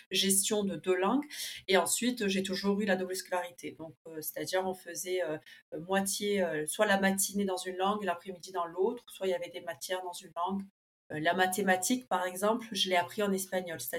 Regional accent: Buenos Aires, Argentina; j'ai 35 ans, donc je suis née en Argentine à Buenos Aires, d'un papa argentin et d'une maman allemande prof d'allemand. Donc en fait, je me suis, j'ai toujours été scolarisée dans une école germano-argentine, puis ensuite franco-allemande.

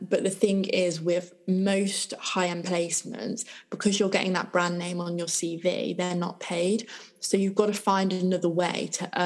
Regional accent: Midlands, United Kingdom; moved away as an adult; now in London, United Kingdom; I've obviously like lived in the Midlands my whole life.

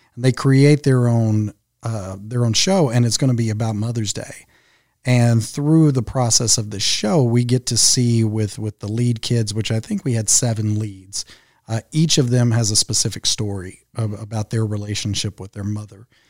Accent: Henderson, Kentucky, United States; moved away as an adult; now in Louisville, United States; my hometown of Henderson, Kentucky, which is where I grew up

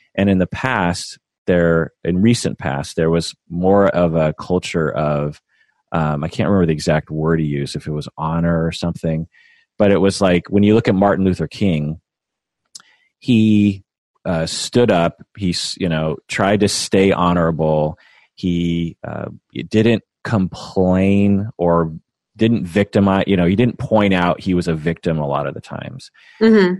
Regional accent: Washington, United States; I feel very Washingtonian and very American

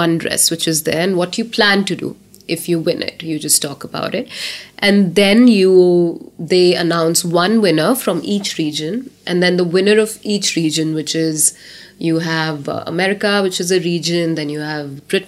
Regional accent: India; I was from India

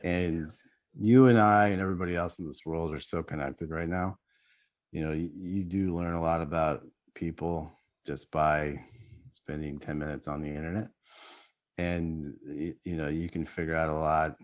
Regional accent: United States; being American

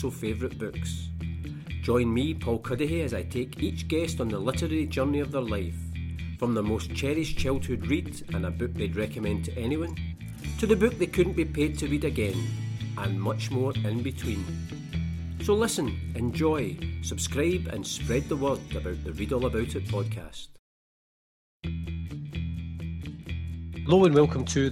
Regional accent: west of Scotland, United Kingdom; when I was growing up in Scotland, probably when we were teenagers, and again from west of Scotland

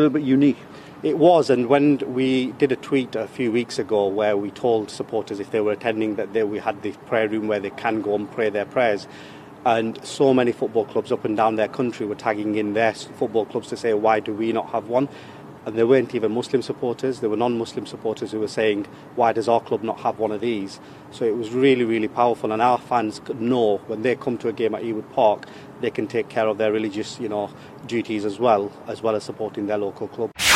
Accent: Blackburn, North West England, United Kingdom; I was born in Blackburn, um, went to primary school in Blackburn

